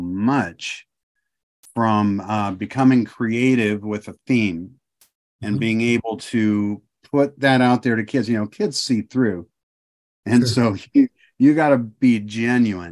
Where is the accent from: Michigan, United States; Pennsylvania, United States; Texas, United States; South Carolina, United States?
Michigan, United States; moved away as an adult; also born or lived in Ohio; now in Oklahoma, United States; I was born in Michigan. I was raised in Ohio and Michigan, back and forth quite a bit because of what my dad did